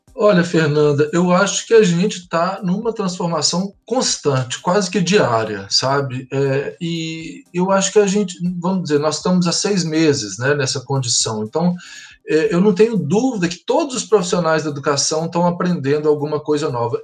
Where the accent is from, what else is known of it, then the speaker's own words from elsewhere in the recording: Belo Horizonte, Minas Gerais, Brazil; moved away as an adult; also born or lived in Triângulo Mineiro / São Paulo; now in Blumenau, Brazil; eu sou mineiro, é, nasci no Triângulo Mineiro, mas morei em Belo Horizonte a maior parte da minha vida. Hoje eu moro em Blumenau